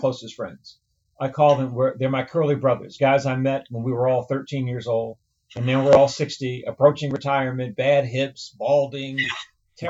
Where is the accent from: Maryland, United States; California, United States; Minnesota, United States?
Maryland, United States; Baltimore; Born and raised in East Baltimore.